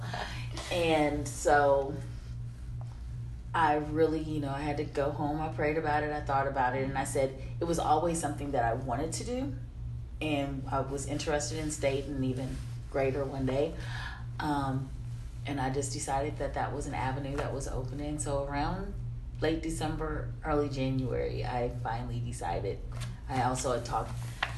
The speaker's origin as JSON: {"language": "English", "town": "Mexico", "region": "Missouri", "country": "United States", "tie": "born or raised there", "said": "I was born and raised in Mexico, Missouri"}